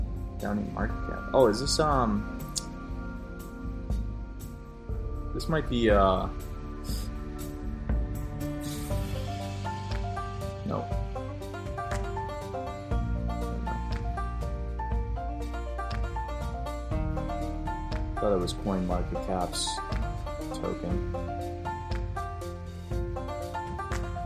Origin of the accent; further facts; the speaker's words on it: United States; I'm like an American